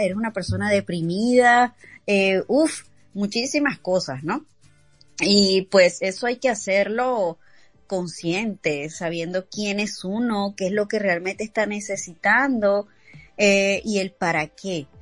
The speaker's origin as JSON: {"language": "Spanish", "town": "Caracas", "region": "Capital District", "country": "Venezuela", "moved": "yes", "said": "me voy a mi Caracas, me voy a mi ciudad y regreso con mis papás"}